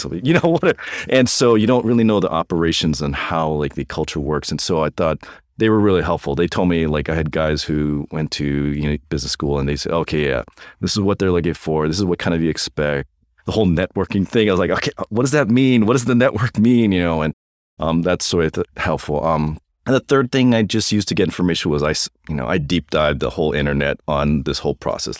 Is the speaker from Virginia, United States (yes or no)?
no; Hawaii, United States; moved away as an adult; also born or lived in North Carolina / Santa Monica; now in Loma Linda, United States; born and raised in Hawaii